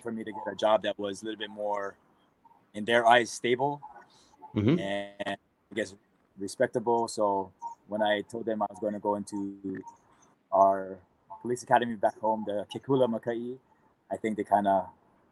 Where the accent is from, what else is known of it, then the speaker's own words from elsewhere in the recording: Aiea, Hawaii, United States; I grew up in Oahu, in Hawaii, a city named Aiea, which is fairly close to Pearl Harbor.